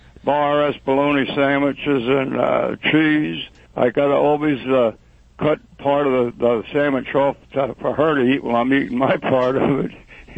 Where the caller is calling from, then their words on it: Lenhartsville, Pennsylvania, United States; The Chrisman's Lake in Lenhartsville.